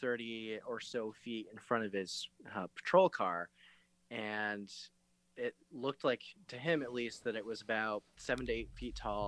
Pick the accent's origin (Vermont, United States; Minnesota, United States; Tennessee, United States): Vermont, United States; I am from Vermont